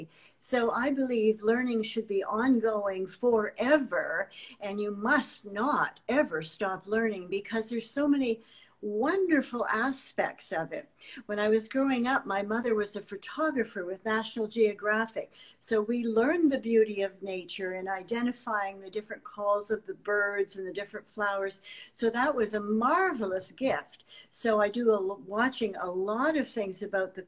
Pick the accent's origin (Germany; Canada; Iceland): Canada; even in my own country, which is Canada by birth